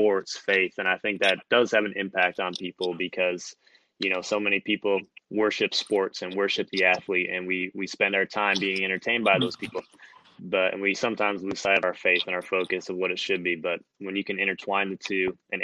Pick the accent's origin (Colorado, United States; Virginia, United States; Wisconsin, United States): Wisconsin, United States; I'm from Wisconsin